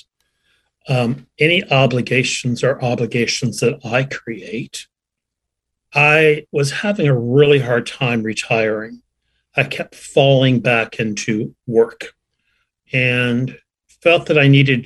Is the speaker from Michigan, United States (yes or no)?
no; Vermont, United States; moved away as an adult; I returned to my hometown in Vermont, a community of about 800 people